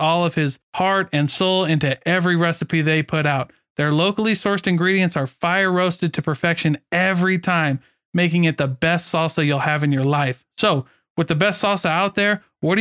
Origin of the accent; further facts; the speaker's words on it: Midwest, United States; I grew up in the Midwest